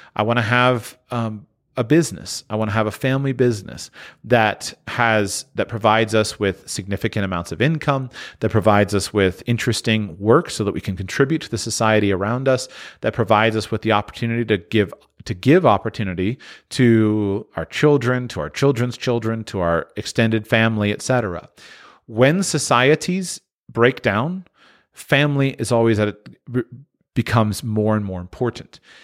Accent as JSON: {"language": "English", "region": "Florida", "country": "United States", "tie": "born or raised there", "said": "I grew up in Florida"}